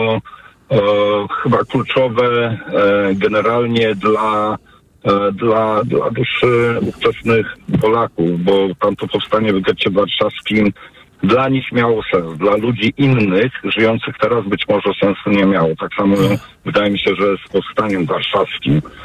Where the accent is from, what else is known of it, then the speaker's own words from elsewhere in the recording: Łódź, Łódź Voivodeship, Poland; Ja jestem z Łodzi